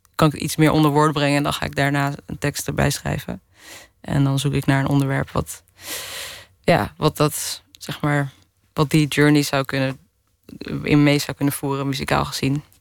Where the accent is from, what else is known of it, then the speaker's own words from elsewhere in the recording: Netherlands; also born or lived in Hilversum; now in Amsterdam, Netherlands; ik ben opgegroeid in de Bijlmer en toen naar de Hilversumse Meent gegaan